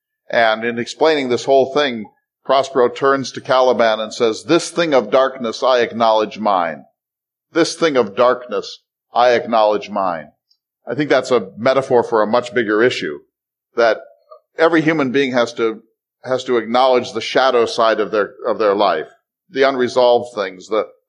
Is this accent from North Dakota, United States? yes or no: yes; North Dakota, United States; I'm from North Dakota